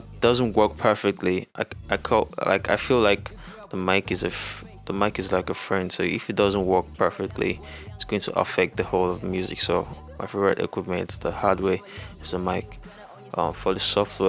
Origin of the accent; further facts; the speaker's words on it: Nigeria; I'm an artist from Nigeria.